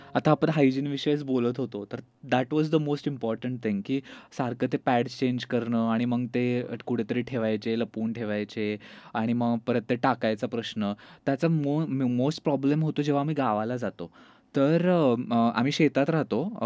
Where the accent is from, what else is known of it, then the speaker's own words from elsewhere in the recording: Satara, Maharashtra, India; now in Pune, India; मी जरी आत्ता पुण्यात असलो तरी मी जसं तू बोलली मी बेसिकली साताऱ्याचं आहे आणि सातारला एका छोट्याशा गावातून